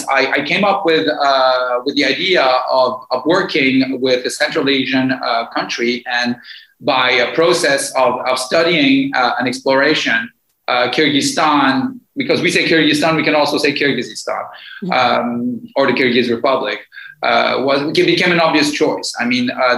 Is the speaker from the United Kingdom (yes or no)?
no; Morocco; also born or lived in Tehran, Iran; now in Athens, Greece; I grew up in Morocco after the Iranian Revolution